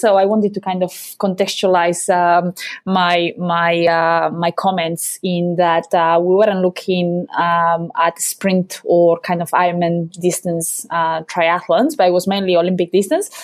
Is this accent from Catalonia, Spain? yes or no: no; Basque Country, Spain; moved away as an adult; also born or lived in Cheltenham, United Kingdom / Loughborough, United Kingdom; I'm from the Basque country, uh, in Europe